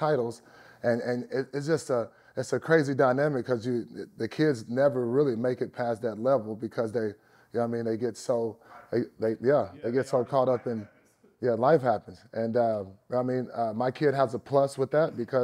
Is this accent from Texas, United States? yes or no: yes; East Texas, United States; I'm from Dyball, Texas, East Texas.